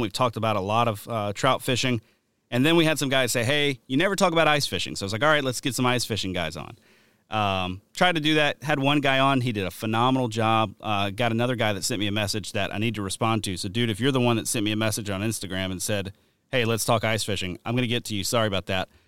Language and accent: English; the South, United States; moved away; also born or lived in Wisconsin; growing up in the South